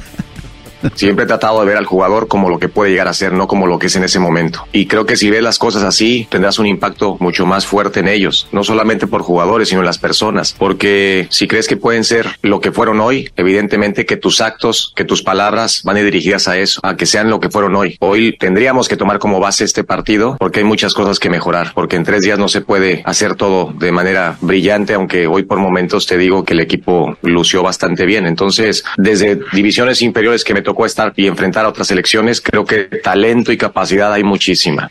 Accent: Mexico; somos mexicanos

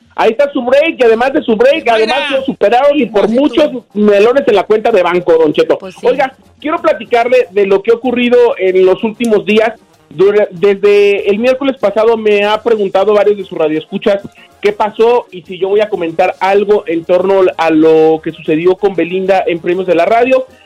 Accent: Morelia, Michoacán, Mexico; mi tierra natal es Morelia, Michoacán

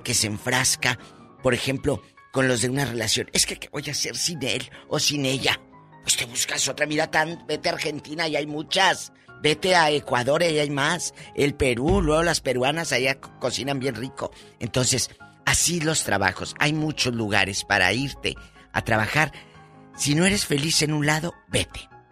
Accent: Matamoros, Tamaulipas, Mexico; moved away as an adult; hace muchos años yo trabajé en mi tierra, en Matamoros

